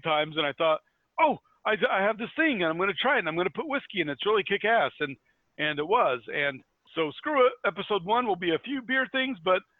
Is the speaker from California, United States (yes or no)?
no; Indiana, United States; I'm from Indiana